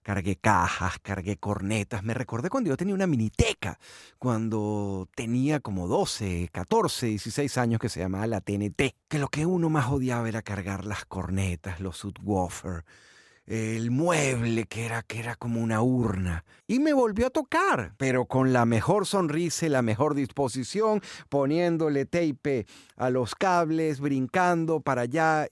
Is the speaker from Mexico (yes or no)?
no; Venezuela; moved away as an adult; en mi país, en Venezuela